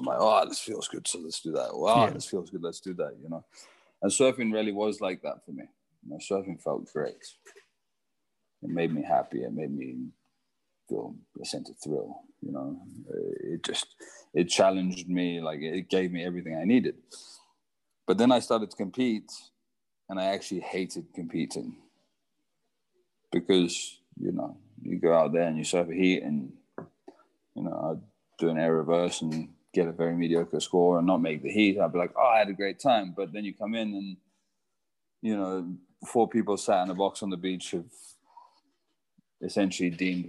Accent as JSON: {"language": "English", "country": "Costa Rica", "tie": "born or raised there", "also_born_or_lived": "Zimbabwe", "moved": "yes", "said": "I grew up surfing in Costa Rica. We left Zimbabwe and moved to Costa Rica, my whole family."}